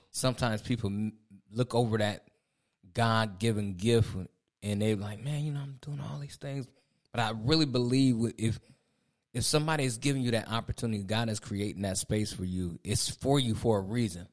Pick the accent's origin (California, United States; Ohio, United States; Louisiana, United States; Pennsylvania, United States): Ohio, United States; moved away as an adult; now in Raleigh, United States; Angie and I, we moved down here in twenty twenty. We from Ohio